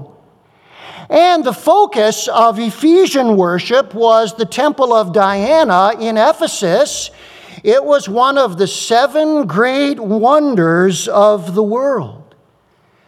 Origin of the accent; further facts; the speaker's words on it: United States; I'm an American